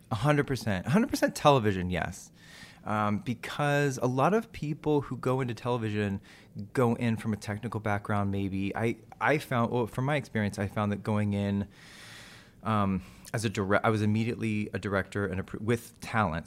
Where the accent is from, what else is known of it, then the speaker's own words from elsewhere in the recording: Texas, United States; moved away; I'm from Texas